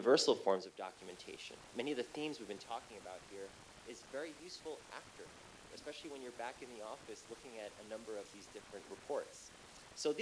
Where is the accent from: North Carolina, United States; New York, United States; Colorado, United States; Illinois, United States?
New York, United States; New York City; my hometown of Flushing, New York